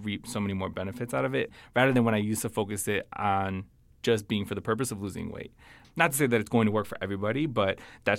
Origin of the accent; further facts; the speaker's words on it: Chicago, Illinois, United States; so I'm originally from Chicago, family lives in Chicago.